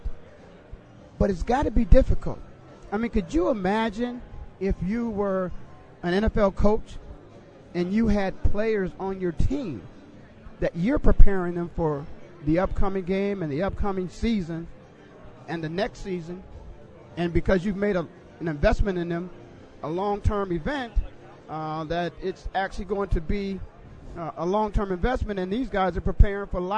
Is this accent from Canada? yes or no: no; Phoenix, Arizona, United States; I'm from Phoenix. Now, I obviously live in Phoenix